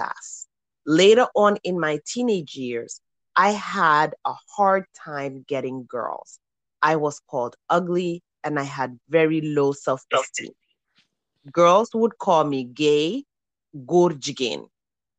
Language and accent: English; Gambia; my fellow Gambian woman